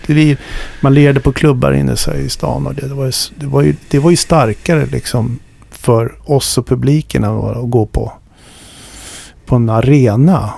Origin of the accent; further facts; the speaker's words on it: Stockholm, Stockholm County, Sweden; jag växte upp i Stockholm